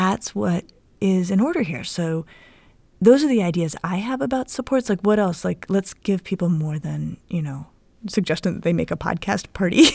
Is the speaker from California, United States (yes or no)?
no; Denver, Colorado, United States; now in Cleveland, United States; centered in Denver, where I grew up.